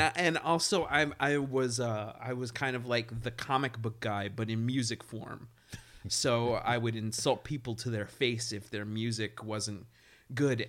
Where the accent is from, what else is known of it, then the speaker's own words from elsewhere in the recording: New York City, New York, United States; I grew up in East New York